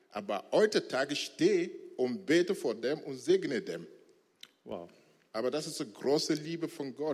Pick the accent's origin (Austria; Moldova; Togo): Togo; Chamba; Ich bin als Muslim geboren und aufgewachsen in Togo, Chamba.